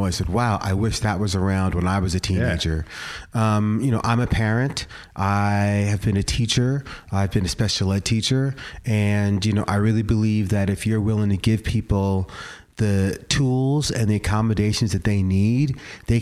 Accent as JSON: {"language": "English", "region": "New York", "country": "United States", "tie": "born or raised there", "moved": "yes", "lives_now": "Portland, United States", "said": "growing up in New York"}